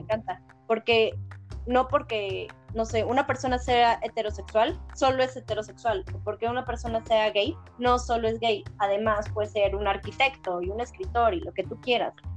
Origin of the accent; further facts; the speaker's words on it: Mexico; nosotros somos mexicanos